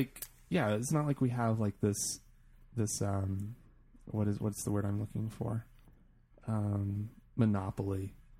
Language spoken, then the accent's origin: English; United States; also born or lived in Italy; being an American living in a foreign country